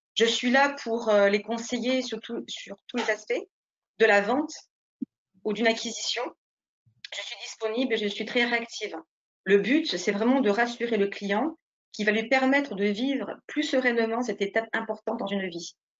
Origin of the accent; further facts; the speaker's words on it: Nice, Provence-Alpes-Côte d'Azur, France; moved away as an adult; now in Saint-Médard-en-Jalles, France; je suis née à Nice, j'ai fait du coup toutes mes études dans ma ville natale